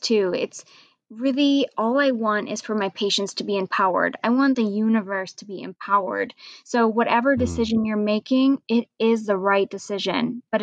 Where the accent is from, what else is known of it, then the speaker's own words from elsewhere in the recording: Iowa, United States; I am born and raised in Iowa in the United States